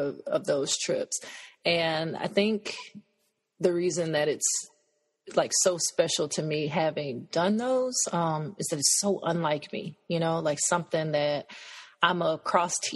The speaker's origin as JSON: {"language": "English", "country": "United States", "also_born_or_lived": "Cameroon", "said": "I was from the States."}